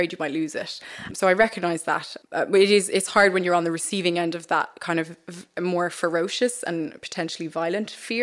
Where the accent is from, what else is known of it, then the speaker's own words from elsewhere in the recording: Maynooth, Leinster, Ireland; also born or lived in Gambia / Sierra Leone; we grew up in Kildare. There were two black families in Maynooth